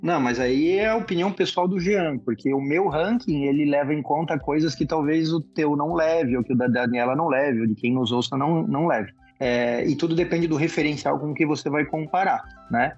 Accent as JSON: {"language": "Portuguese", "region": "Santa Catarina", "country": "Brazil", "said": "Eu sou catarinense, então sou bairrista"}